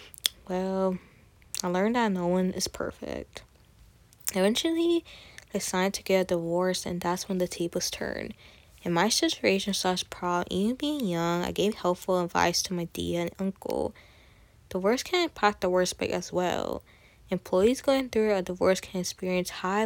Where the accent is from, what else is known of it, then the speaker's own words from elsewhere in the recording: Katy, Texas, United States; I'm Colombian, Puerto Rican, Salvadoran, Venezuelan. I was born in Katy, Texas